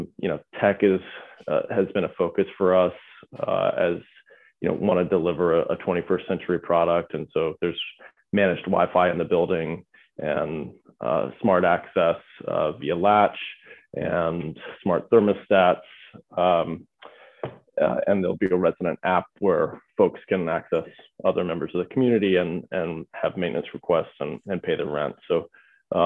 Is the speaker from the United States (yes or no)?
yes; Charlotte, North Carolina, United States; Charlotte, North Carolina, which is my hometown. I was born and raised there